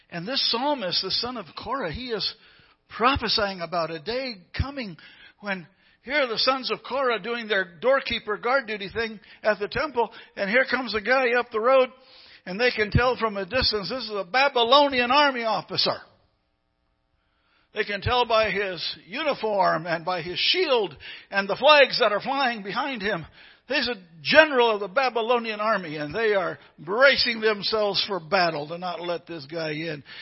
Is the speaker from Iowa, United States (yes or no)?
yes; Iowa, United States; born there; I said, I was born in the great state of Iowa. I was born in Iowa while my daddy was planning a church there.